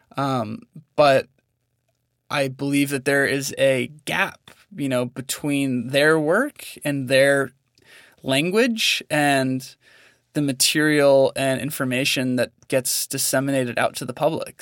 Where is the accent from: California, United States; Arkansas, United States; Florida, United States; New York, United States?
California, United States; Northern; now in Montana, United States; I grew up in Northern California, Um, so just about an hour north of San Francisco, um, in a pretty small town